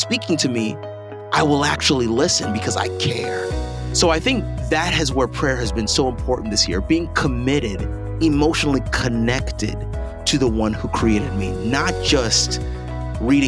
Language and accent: English; Owensboro, Kentucky, United States; moved away; also born or lived in Pasadena, California; I was born in Pasadena. My dad and my mom, they're both from Nigeria and Grenada, respectively. They decided to move to Owensboro, Kentucky. And that's where I was raised.